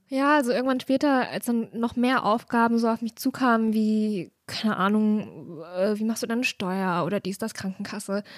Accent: near Erfurt, Jena, Weimar, Thuringia, Germany; moved away as an adult; also born or lived in Leipzig; ich habe ganz viel meiner Jugend in der Regionalbahn verbracht, ja. weil das ist auf jeden Fall das, was man dann halt so macht, am Wochenende nach Erfurt fahren oder auch mal nach Jena oder nach Weimar

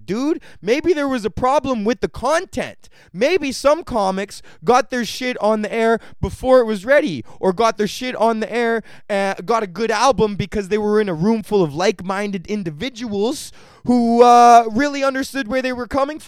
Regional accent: Canada; Canada is in such a unique position as a country because no other country in the world is inundated with another country's culture as much as we are

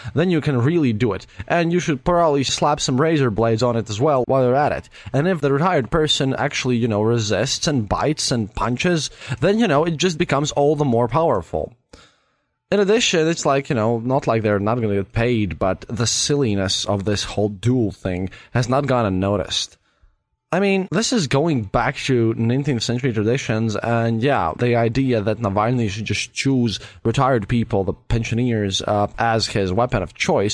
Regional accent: Latvia; I'm from Latvia

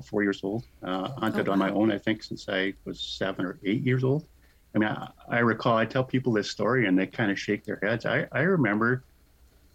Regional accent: Prince Albert, Saskatchewan, Canada; moved away as an adult; also born or lived in North Battleford; now in British Columbia, Canada; I grew up in Saskatchewan. I was born in North Battleford, grew up in Prince Albert primarily

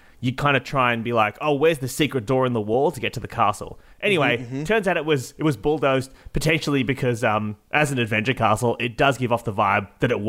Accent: Illawong, New South Wales, Australia; I've just found out about a castle in my hometown of Illawong.

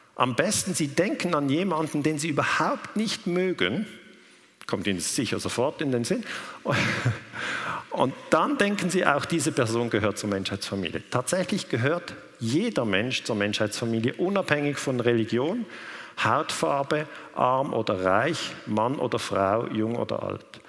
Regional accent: Switzerland; ich komme aus der Schweiz

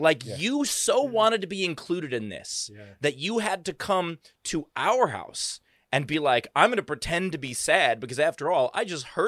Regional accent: Queens, New York, United States; I am a bit of an expert on it because I am from Queens, New York

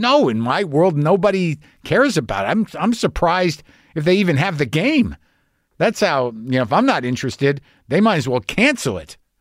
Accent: New Mexico, United States; I grew up in New Mexico

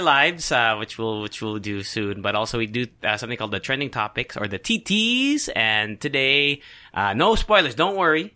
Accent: Tokyo, Japan; moved away; I grew up in Japan.

